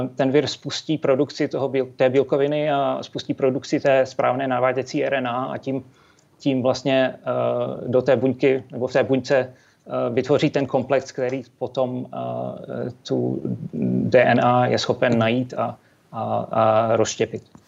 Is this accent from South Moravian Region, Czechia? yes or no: no; Třinec, Moravian-Silesian Region, Czechia; Já, já jsem se narodil a vyrostl v Třinci, což je nedaleko polských hranic